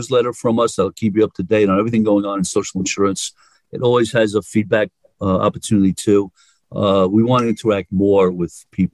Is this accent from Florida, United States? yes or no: no; New York, United States; accent: New Yorker; I'm a New Yorker